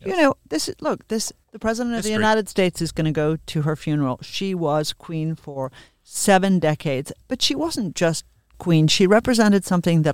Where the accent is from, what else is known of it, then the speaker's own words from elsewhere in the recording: Australia; moved away; also born or lived in England; She was my monarch as an Australian